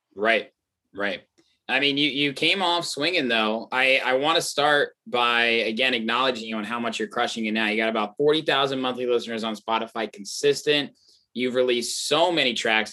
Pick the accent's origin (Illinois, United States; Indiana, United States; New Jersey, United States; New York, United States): Indiana, United States; moved away as an adult; now in Chicago, United States; I grew up in Indiana